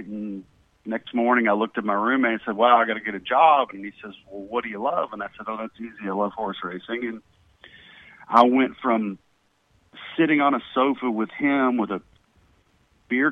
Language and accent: English; Lexington, Kentucky, United States; moved away as an adult; also born or lived in Fort Chaffee, Arkansas; now in Louisville, United States; My parents were both Lexingtonians, went to high school together, and they were married in Lexington, and I was conceived in Lexington, and I grew up in Lexington.